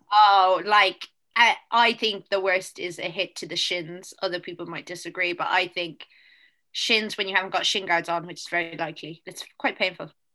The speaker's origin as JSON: {"language": "English", "country": "Ireland", "said": "People make fun of my accent, and I am Irish."}